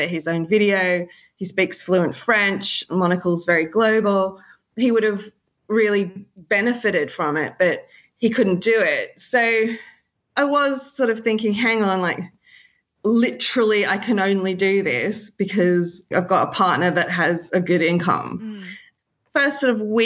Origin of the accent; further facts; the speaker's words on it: Sydney, New South Wales, Australia; moved away as an adult; now in London, United Kingdom; I'm from Sydney, Australia, and I originally studied a BA in communications about 10 years ago